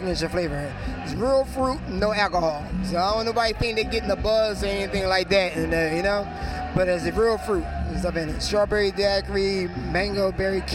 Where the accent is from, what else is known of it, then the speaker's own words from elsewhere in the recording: Philadelphia, Pennsylvania, United States; I'm from West Philadelphia, born and bred here in West Philadelphia